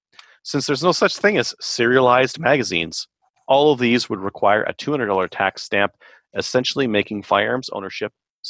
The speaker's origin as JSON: {"language": "English", "region": "Georgia", "country": "United States", "tie": "born or raised there", "said": "if the Democrats actually win the 2 Senate seats up for grabs in my home state of Georgia."}